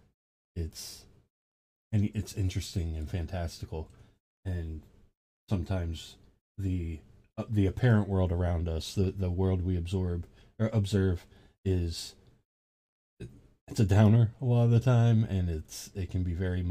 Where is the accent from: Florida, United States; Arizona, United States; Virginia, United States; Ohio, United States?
Ohio, United States; moved away as an adult; now in Georgia, United States; I'm from Ohio. I'm living in Georgia now